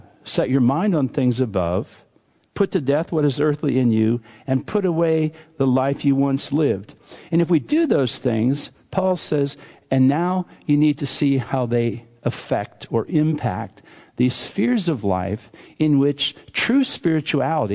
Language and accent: English; Western Pennsylvania, United States; I grew up in Western Pennsylvania, and we did not have accents where I grew up, because everybody talked like us